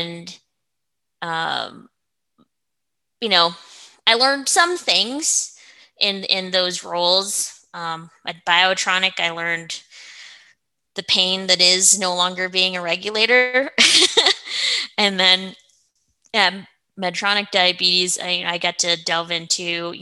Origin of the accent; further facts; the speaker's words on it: Oregon, United States; also born or lived in Seattle; now in Colorado, United States; I'm originally from Oregon